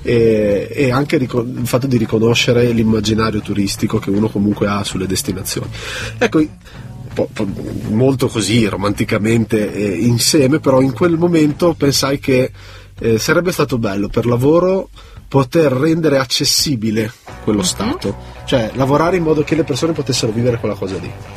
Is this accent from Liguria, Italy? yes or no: yes; Genoa, Liguria, Italy; io sono genovese